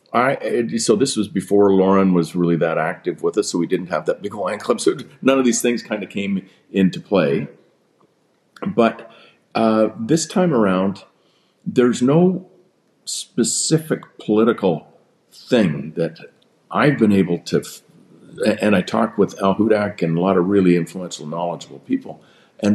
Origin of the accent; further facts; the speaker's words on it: British Columbia, Canada; I'm a Canadian before I'm a British Columbian.